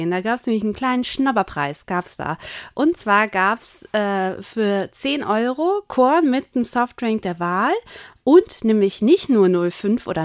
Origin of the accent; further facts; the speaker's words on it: East Germany, Germany; Ich darf das als Ossi sagen.